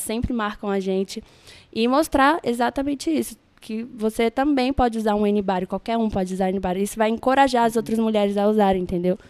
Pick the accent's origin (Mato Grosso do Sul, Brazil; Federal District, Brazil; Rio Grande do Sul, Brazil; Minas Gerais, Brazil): Federal District, Brazil; Brasília; moved away as an adult; now in Rio de Janeiro, Brazil; eu nasci em Brasília. É, minha família é de Pá de Minas